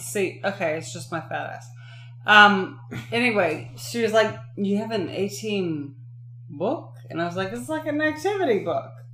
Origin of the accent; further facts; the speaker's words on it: Toledo, Oregon, United States; moved away; Growing up in Toledo, what a fucking shitty town. But that little bakery and that little library and that little park all in my neighborhood